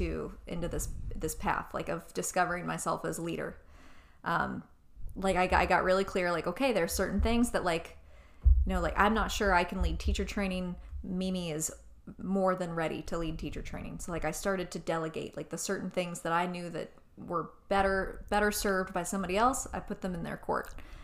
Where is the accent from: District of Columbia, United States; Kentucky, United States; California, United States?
Kentucky, United States; Louisville; I'm from Louisville.